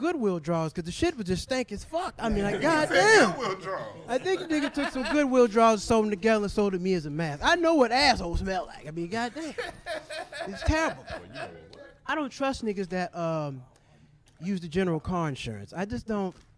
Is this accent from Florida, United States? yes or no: yes; Florida, United States; now in California, United States; I'm originally from Florida